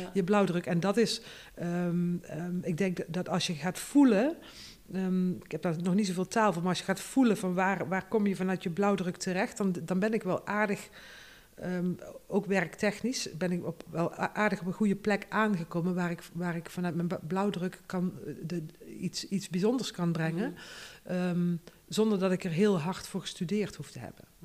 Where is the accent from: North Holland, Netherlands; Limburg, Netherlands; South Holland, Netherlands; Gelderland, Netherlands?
Limburg, Netherlands; North; moved away as an adult; also born or lived in Tilburg; de grond waar ik geboren ben, dat heb ik al genoemd. Dat is ook een, een, een systeem. Noord-Limburg is een systeem